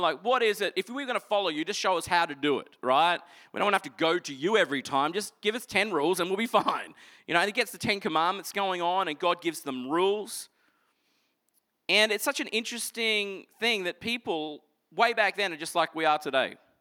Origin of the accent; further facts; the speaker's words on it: Toowoomba, Queensland, Australia; I grew up in Toowoomba